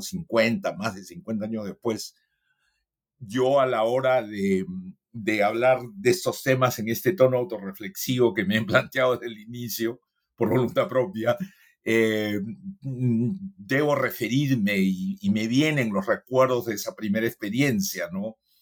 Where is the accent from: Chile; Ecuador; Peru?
Peru; Lima; moved away as an adult; also born or lived in New York, United States / Cusco, Peru; yo soy eh, limeño.